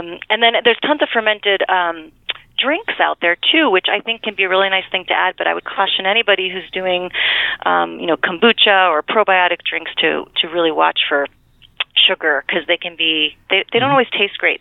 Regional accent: United States; also born or lived in New York; I am from Connecticut, New York

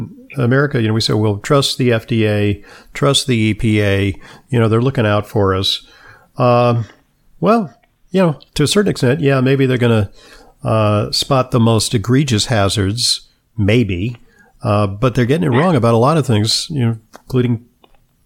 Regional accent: Los Angeles, California, United States; I grew up in Los Angeles in the 1950s

